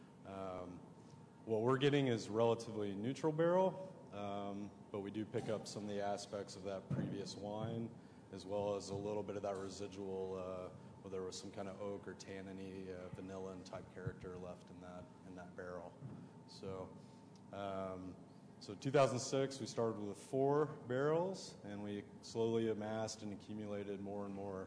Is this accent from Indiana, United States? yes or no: yes; Muncie, Indiana, United States; I'm from Muncie, Indiana originally.